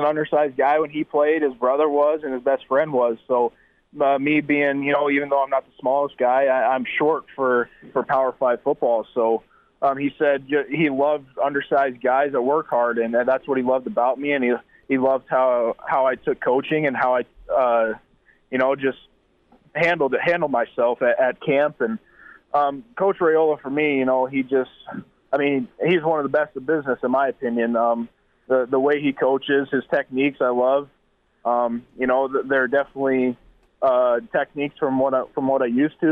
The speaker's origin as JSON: {"language": "English", "region": "South Dakota", "country": "United States", "tie": "born or raised there", "said": "growing up in the Midwest and especially South Dakota"}